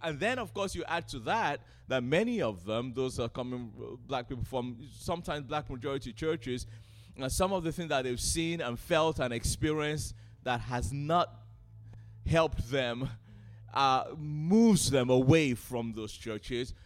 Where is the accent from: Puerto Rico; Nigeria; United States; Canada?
Nigeria; now in United Kingdom; I'm a Nigerian, grew up in Nigeria